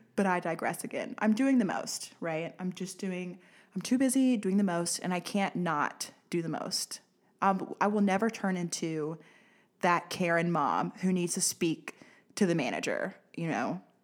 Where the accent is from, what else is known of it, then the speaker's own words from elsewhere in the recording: Pine Bluff, Arkansas, United States; I'm from Pine Bluff